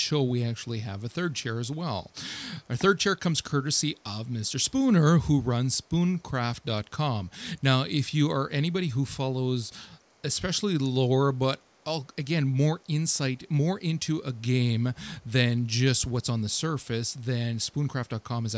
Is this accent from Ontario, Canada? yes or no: yes; Ottawa, Ontario, Canada; I'm actually from Ottawa, Ontario, in Canada.